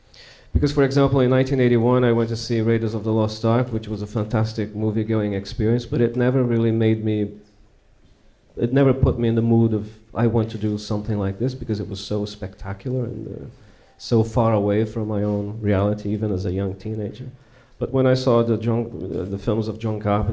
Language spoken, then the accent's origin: English; Recife, Pernambuco, Brazil; I come from Recife in the northeast of Brazil